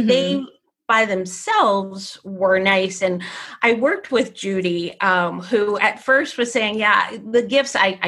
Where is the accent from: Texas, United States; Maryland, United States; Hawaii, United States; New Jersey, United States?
New Jersey, United States; I grew up in New Jersey.